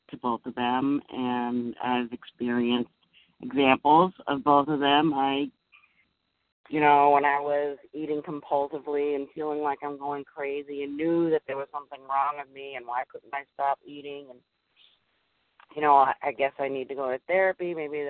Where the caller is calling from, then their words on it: Massachusetts, United States; I'm calling from Massachusetts